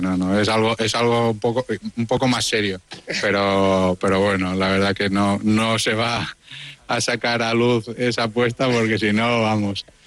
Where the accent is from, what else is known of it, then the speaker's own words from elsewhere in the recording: Mallorca, Balearic Islands, Spain; siendo mallorquín de la casa